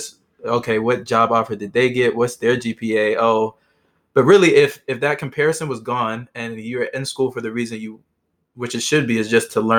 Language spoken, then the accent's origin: English; Georgia, United States; moved away as an adult; now in Philadelphia, United States; I'm from Georgia, so I was far from home